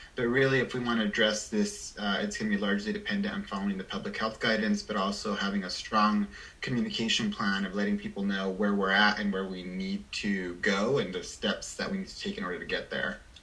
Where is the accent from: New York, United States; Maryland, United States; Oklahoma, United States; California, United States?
California, United States; Salinas; I'm born and raised in Salinas.